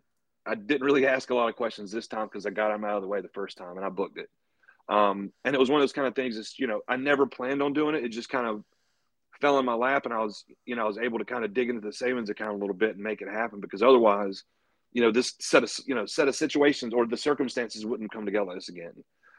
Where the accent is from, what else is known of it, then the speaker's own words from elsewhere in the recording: North Carolina, United States; now in Knoxville, United States; So right now I'm living in Knoxville, Virginia. I'm originally from North Carolina.